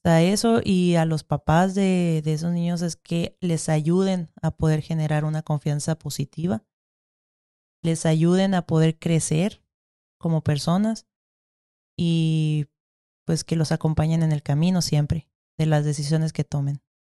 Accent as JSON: {"language": "Spanish", "country": "Mexico", "said": "somos mexicanos"}